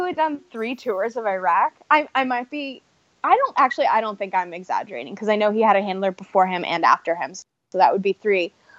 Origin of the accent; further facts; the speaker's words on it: Ohio, United States; Like, I'm from Ohio. I didn't grow up in a house that hunts, but I understand hunting, you know?